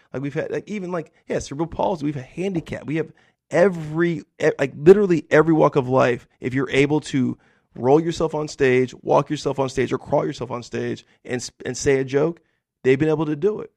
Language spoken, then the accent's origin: English; the deserts of California, United States; I grew up in a really poor, rural, white community in, like, the deserts of California